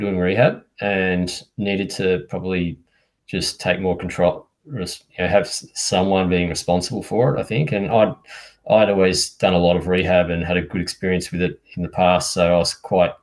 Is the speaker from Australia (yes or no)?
yes; Geelong, Victoria, Australia; moved away; also born or lived in Adelaide; I lived in Geelong as a kid